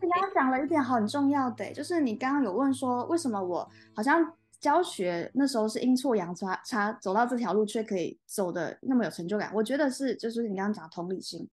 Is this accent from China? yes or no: no; Taiwan